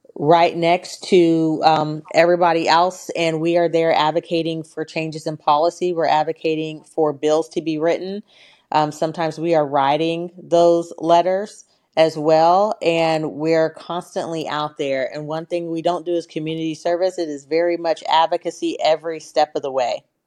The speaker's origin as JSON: {"language": "English", "town": "Portland", "region": "Oregon", "country": "United States", "tie": "born or raised there", "said": "I grew up in Northeast Portland in the eighties, Portland, Oregon"}